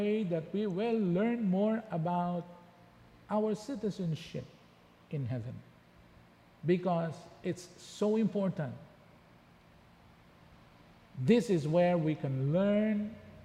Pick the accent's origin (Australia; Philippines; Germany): Philippines; our origin is in the Philippines